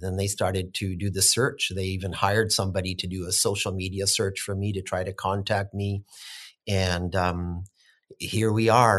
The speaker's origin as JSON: {"language": "English", "town": "Williams Lake", "region": "British Columbia", "country": "Canada", "tie": "born or raised there", "said": "being able to be born here and raised here"}